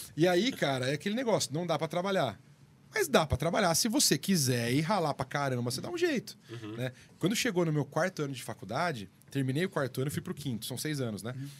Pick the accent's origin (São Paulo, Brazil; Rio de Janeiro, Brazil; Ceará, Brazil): São Paulo, Brazil; Sorocaba; moved away as an adult; Sorocaba, que é a minha cidade natal